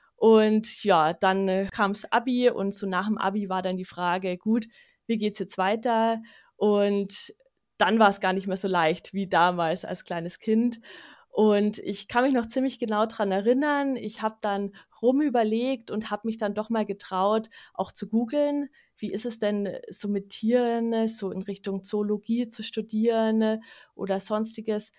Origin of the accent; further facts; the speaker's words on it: Munich, Bavaria, Germany; in meiner Stadt, also wo ich aufgewachsen bin in München